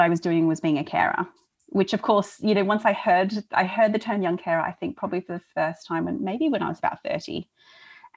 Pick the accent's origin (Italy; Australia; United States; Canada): Australia; Melbourne, Victoria; now in London, United Kingdom; I grew up in Australia